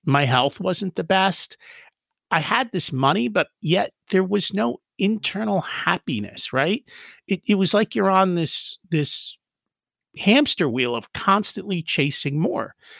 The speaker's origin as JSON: {"language": "English", "country": "United States", "tie": "born or raised there", "said": "We grew up in America, and our parents were like, \"Hey, you're, you're, you're in America, learn English.\""}